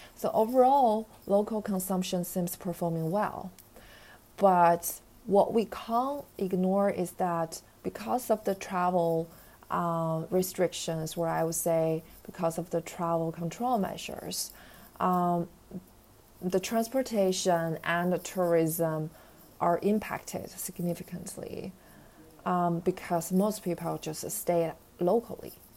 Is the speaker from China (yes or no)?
yes; Beijing, China; I was born in Beijing, so most of my families and relatives are here